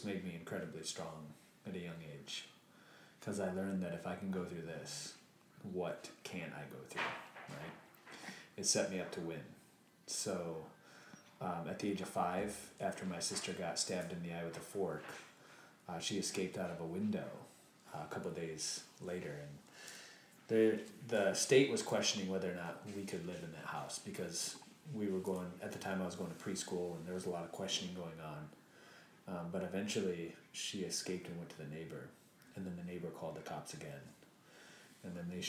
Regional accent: Lake City, Michigan, United States; I was 1 out of 3 people that have ever gone to college from my hometown up until that point, Lake City, Michigan

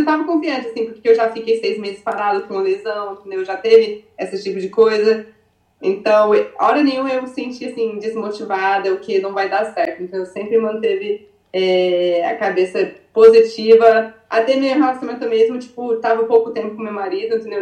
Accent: Arizona, United States; moved away as an adult; also born or lived in Brazil / Rio de Janeiro; now in California, United States; eu nasci no Arizona, eu vivi assim, a maioria parte da minha vida no Arizona. É, com 16 anos mudei pro Brasil

